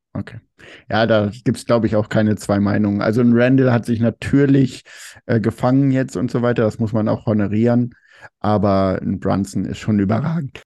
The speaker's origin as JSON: {"language": "German", "country": "Germany", "said": "man ist immer so als Deutscher"}